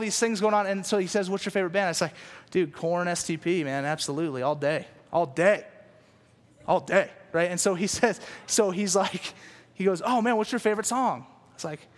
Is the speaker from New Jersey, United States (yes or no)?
no; Louisiana, United States; moved away; also born or lived in California; I moved to California from Louisiana. And so in Louisiana, all we listen to is country music and bluegrass. And so I grew up listening to this stuff